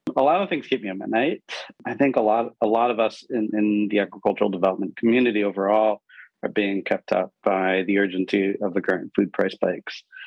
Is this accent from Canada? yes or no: no; Pakistan; I grew up in Pakistan